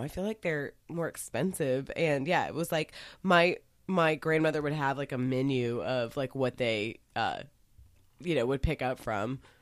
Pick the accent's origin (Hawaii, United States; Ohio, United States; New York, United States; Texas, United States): Texas, United States; Dallas; I was raised in Dallas